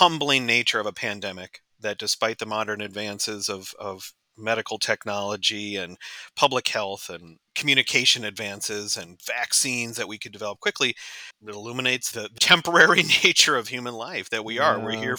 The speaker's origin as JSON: {"language": "English", "town": "Houston", "region": "Texas", "country": "United States", "tie": "born there", "said": "With a name like … you might not expect it, but I was actually born in Texas. I was born in Houston, Texas."}